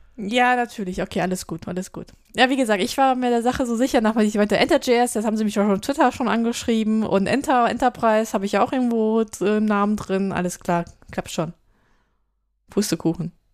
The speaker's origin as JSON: {"language": "German", "town": "Düsseldorf", "region": "North Rhine-Westphalia", "country": "Germany", "tie": "born or raised there", "said": "ich habe meine Jugend und meine wilde Zeit auch eher in Düsseldorf verbracht als in Köln"}